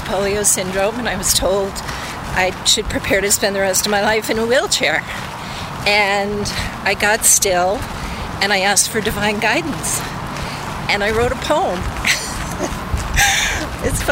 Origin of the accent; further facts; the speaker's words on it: not far from Rye, New York, United States; now in Brookline, Massachusetts, United States; I grew up in New York